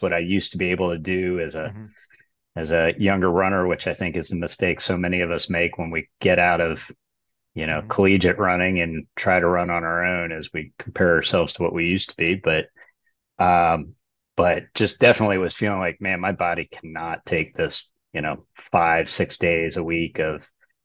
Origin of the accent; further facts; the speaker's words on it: Chesapeake Bay area, United States; I grew up sailboat racing in the Chesapeake Bay area